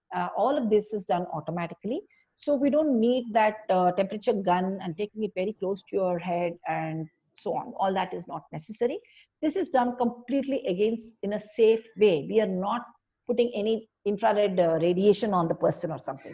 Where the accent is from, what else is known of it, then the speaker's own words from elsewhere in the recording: India; I always enjoy being an Indian